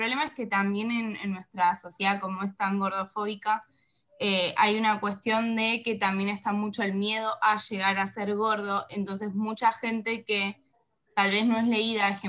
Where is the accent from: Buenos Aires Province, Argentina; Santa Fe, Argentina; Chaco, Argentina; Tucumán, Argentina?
Buenos Aires Province, Argentina; Mar del Plata; eh, soy de Mar del Plata